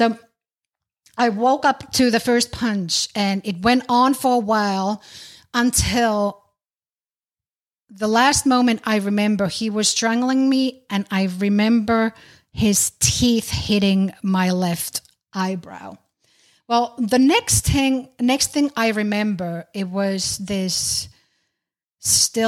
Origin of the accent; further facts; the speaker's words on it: Finland; now in United States; I'm originally from Finland, currently living in the U.S.